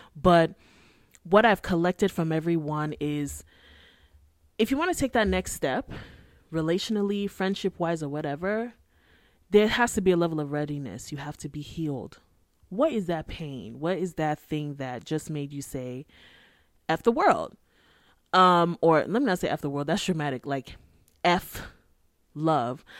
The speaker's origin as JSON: {"language": "English", "country": "Nigeria", "said": "I'm Nigerian. I live in my parents' house."}